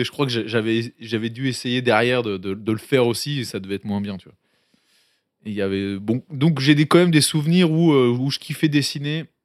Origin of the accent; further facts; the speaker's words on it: Mouvaux, Hauts-de-France, France; also born or lived in Tourcoing; je suis né à Tourcoing, dans le nord de la France. J'ai vécu dix ans dans le nord, dans une petite ville qui s'appelait Mouveau, à côté de Tourcoing et Roubaix.